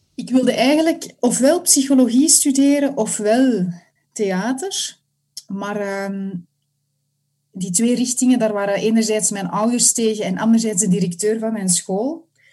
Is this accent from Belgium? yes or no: yes; Antwerp, Flanders, Belgium; now in Mechelen area, Belgium; Ik woon in het Mechelse en ik kom oorspronkelijk van Antwerpen.